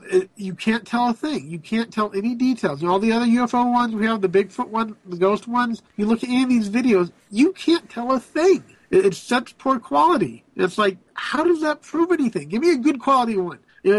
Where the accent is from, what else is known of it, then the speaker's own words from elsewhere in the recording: United States; I have a level of American pride